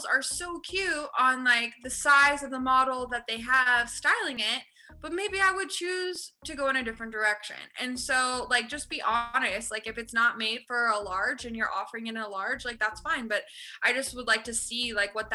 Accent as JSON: {"language": "English", "town": "Toronto", "region": "Ontario", "country": "Canada", "tie": "born or raised there", "said": "when I was growing up in Toronto"}